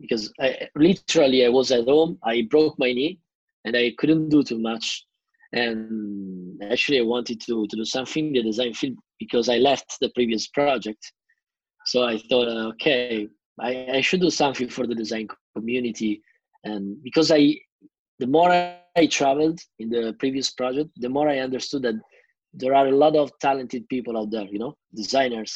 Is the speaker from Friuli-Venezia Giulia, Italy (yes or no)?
no; Milan, Lombardy, Italy; also born or lived in Boston / Riga, Latvia; I was born in Milano and I grew up here.